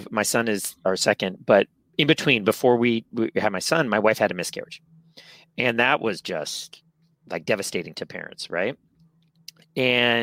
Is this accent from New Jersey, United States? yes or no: no; San Francisco, California, United States; born and raised here in San Francisco, I was born in the Castro, moved to Noe Valley when I was 4